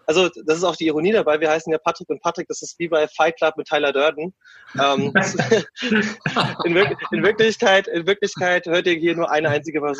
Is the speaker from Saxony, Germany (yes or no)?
no; Kaiserslautern, Rhineland-Palatinate, Germany; also born or lived in Peine; weil ich bin eigentlich gebürtig aus Hannover, beziehungsweise aus Peine, da bin ich geboren. Ähm, bin dann aber äh, mit, also ich glaube, als wir fünf waren, sind wir in die Pfalz gezogen, nach Kaiserslautern, nee, Kaiserslautern.